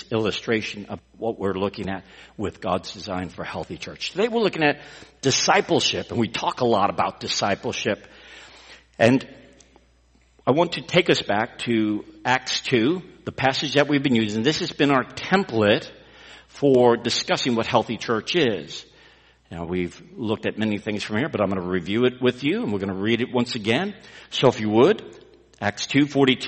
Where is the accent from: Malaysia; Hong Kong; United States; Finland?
United States; Texas; We're from Texas